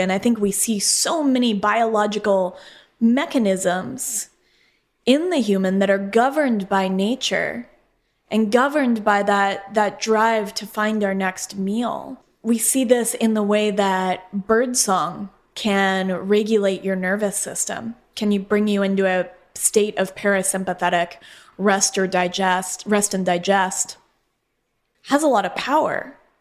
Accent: Colorado, United States; moved away as an adult; also born or lived in Phoenix, Arizona; I'm from Colorado, and grew up with the plains and the West and just loving all that open space.

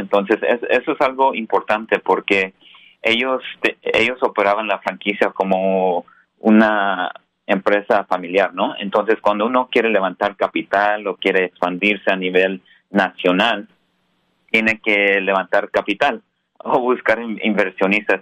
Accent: Colorado, United States; now in San Francisco, United States; en, el estado de Colorado, donde nací. Ah, soy primera generación aquí en Estados Unidos.

